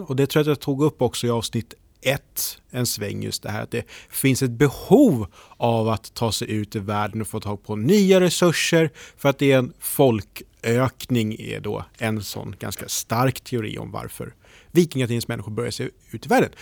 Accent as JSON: {"language": "Swedish", "town": "Norrtälje", "region": "Stockholm County", "country": "Sweden", "said": "Jag är från Norrtälje"}